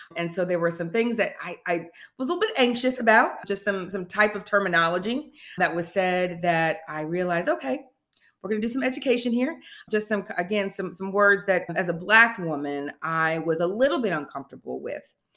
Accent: Indianapolis, Indiana, United States; moved away as an adult; now in Tennessee, United States; I am originally from Indianapolis, Indiana

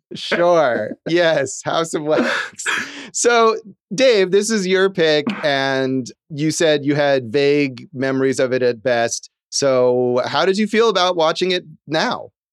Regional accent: California, United States; as a kid growing up in California

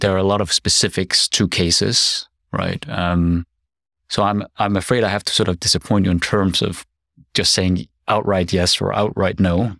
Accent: Denmark; moved away as an adult; also born or lived in South Korea; now in Seoul, South Korea; I'm a Korean adoptee. I grew up in Denmark, but I've been studying and living abroad, uh, for more than twenty years

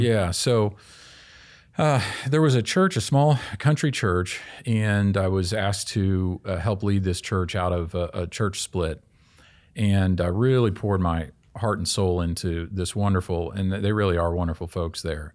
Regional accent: Kansas City, Kansas, United States; I grew up in Kansas City, Kansas.

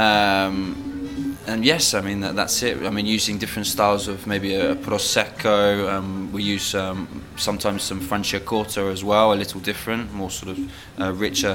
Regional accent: Isle of Wight, South East England, United Kingdom; also born or lived in London; I'm from the Isle of Wight, originally. Right. I was born in London, but yes, my father semi-retired to the island, so that's where I grew up.

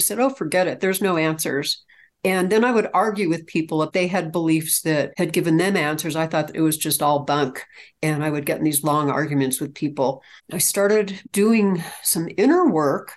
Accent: California, United States; I'm from California originally. I'm actually a California native

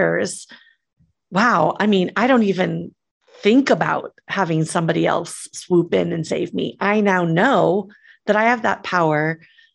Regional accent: Midwest, United States; I grew up in the Midwest

